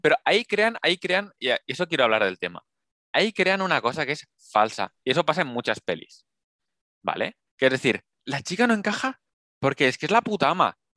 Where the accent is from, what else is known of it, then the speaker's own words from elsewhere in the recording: Spain; somos españoles